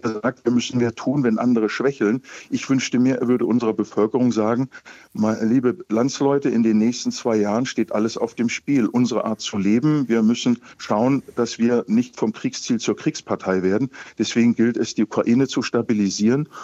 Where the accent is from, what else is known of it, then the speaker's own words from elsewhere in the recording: Germany; als Deutsche